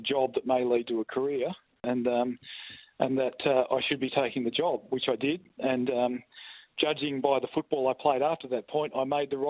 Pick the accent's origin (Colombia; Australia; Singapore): Australia; Darkan, Western Australia; also born or lived in Narrogin; I grew up in Darkin, so which is a town between Collie and Williams. It's a little farming community. I went to school in Darkin from years 1 to year 10